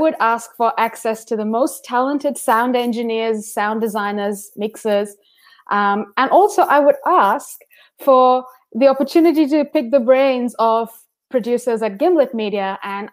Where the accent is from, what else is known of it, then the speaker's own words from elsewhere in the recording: India; now in Melbourne, Australia; being an Indian immigrant in Melbourne